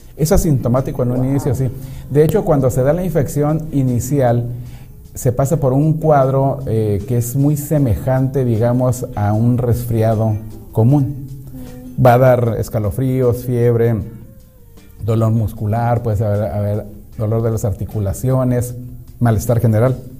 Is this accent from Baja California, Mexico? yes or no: yes; Mexicali, Baja California, Mexico; also born or lived in Ensenada; now in Tijuana, Mexico; yo crecí en Mexicali, y después estuve un, tiempo en Ensenada, pero ya vivía en, aquí en Tijuana